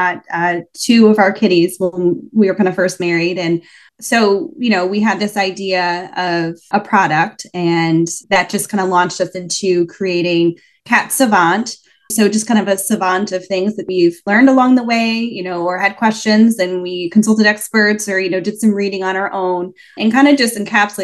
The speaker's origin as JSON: {"language": "English", "region": "New York", "country": "United States", "also_born_or_lived": "Houston, Texas", "moved": "as an adult", "lives_now": "Boston, United States", "said": "We are originally from New York."}